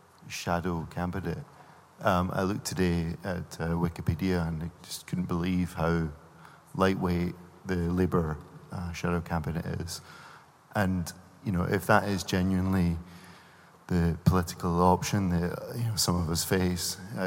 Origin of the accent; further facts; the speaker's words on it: Scotland, United Kingdom; accent: Scottish; with my accent